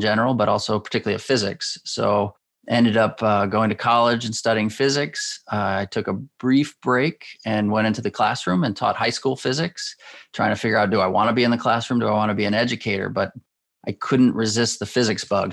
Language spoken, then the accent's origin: English; Schenectady, New York, United States; I grew up in Schenectady, New York